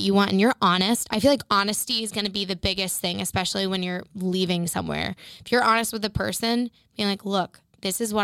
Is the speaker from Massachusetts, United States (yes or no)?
yes; Framingham, Massachusetts, United States; we grew up in Framingham, Mass